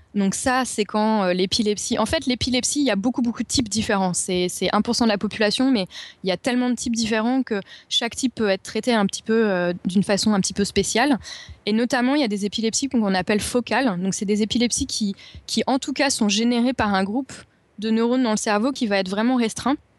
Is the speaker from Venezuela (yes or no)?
no; Paris, Île-de-France, France; now in London, United Kingdom; je suis parisienne